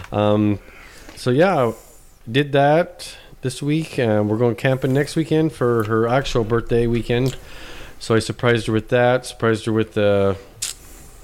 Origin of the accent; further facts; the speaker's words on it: Utah, United States; moved away; when I grew up in Utah